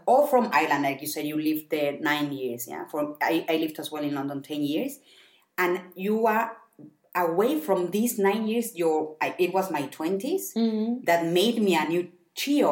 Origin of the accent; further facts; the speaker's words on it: Mexico; English is a second language; now in Germany; I come from Mexico